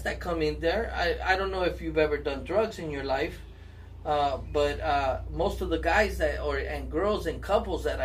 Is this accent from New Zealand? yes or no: no; Los Angeles, California, United States; I grew up in Lincoln Heights